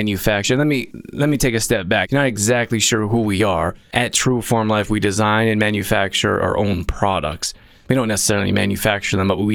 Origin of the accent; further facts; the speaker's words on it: Calgary, Alberta, Canada; now in Olds, Canada; where I grew up in Calgary, Alberta